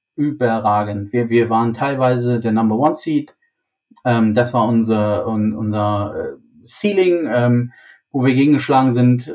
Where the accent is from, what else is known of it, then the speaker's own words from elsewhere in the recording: Germany; für uns als, als, als Deutsche, als, als Mitteleuropäer